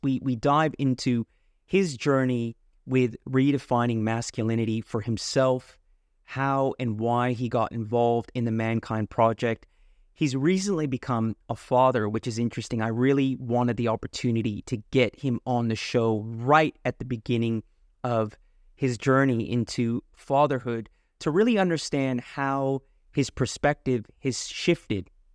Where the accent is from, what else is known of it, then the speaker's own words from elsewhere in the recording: California, United States; moved away as an adult; now in Australia; I was from California